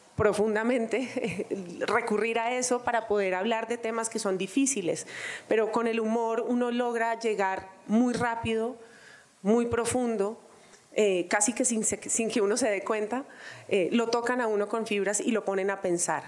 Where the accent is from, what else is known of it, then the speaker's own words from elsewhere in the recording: Colombia; como colombianos